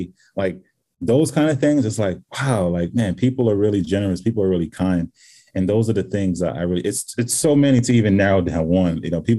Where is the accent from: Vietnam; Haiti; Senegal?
Senegal; I'm from Senegal. You're going to my country. I'm going to make sure you're taken care of.